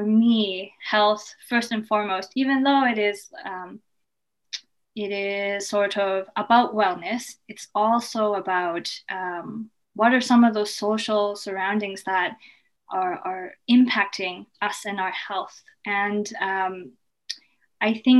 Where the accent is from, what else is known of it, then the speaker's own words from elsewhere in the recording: Toronto, Ontario, Canada; also born or lived in Kingston, Canada; I was born and raised in Scarborough